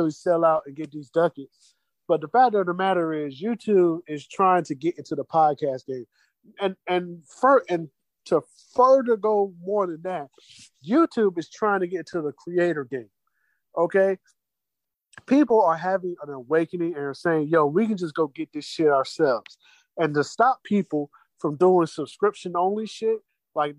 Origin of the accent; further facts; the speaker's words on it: Jacksonville, Florida, United States; now I'm from Jacksonville